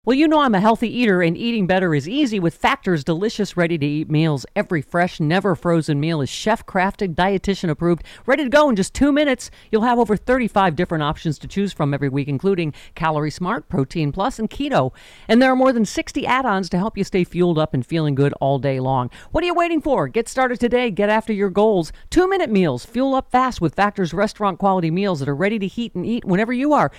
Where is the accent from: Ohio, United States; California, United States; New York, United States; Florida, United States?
New York, United States; Buffalo; also born or lived in Maryland; I grew up in Buffalo